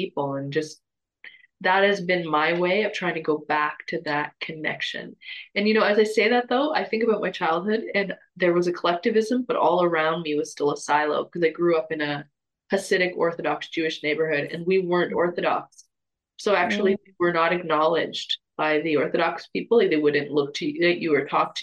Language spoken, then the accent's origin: English; Toronto, Ontario, Canada; moved away; I'm from Toronto, big city, lots of people from all over the world